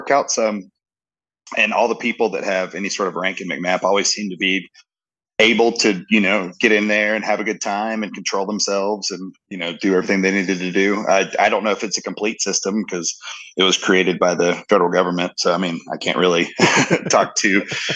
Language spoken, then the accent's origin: English; Jacksonville, North Carolina, United States; I was born on Camp Lejeune, the base of Camp Lejeune